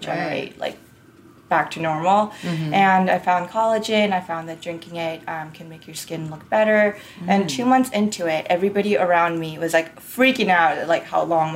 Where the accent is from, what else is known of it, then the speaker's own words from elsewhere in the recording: Orange County, California, United States; also born or lived in Seoul, South Korea / New York; now in Los Angeles, United States; I grew up in Orange County